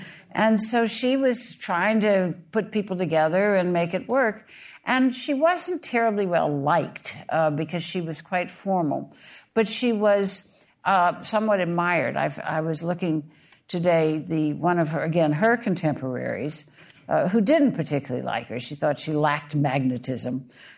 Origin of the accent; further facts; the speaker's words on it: Alabama, United States; My home state.